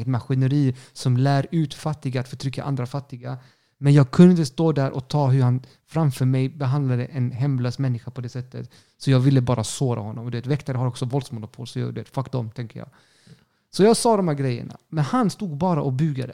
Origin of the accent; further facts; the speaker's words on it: Sweden; also born or lived in Chile; jag är svensk